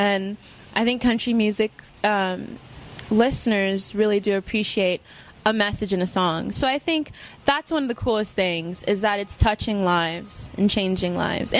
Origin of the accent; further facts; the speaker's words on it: Florida, United States; moved away; also born or lived in Texas; I'm from Florida.